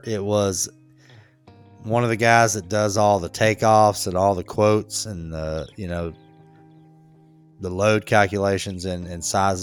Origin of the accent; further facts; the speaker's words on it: Charlotte, North Carolina, United States; I'm like, Charlotte